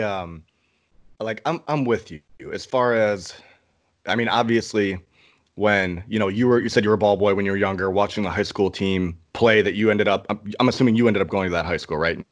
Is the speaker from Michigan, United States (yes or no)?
yes; Ann Arbor, Michigan, United States; my hometown